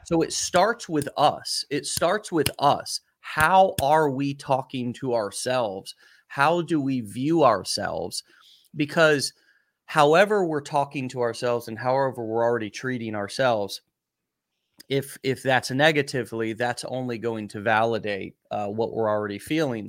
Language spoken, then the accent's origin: English; United States; first language English; somebody like me who's an American who English was my first language